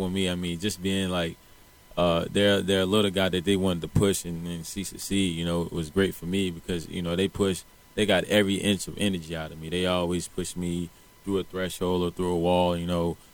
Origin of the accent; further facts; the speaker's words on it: Kelford, North Carolina, United States; I grew up in Carolina